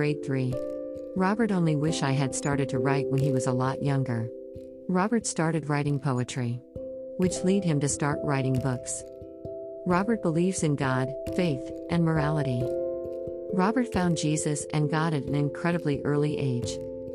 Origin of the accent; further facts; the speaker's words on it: Melbourne, Victoria, Australia; also born or lived in Adelaide, South Australia; I was born in Melbourne, Australia, 1954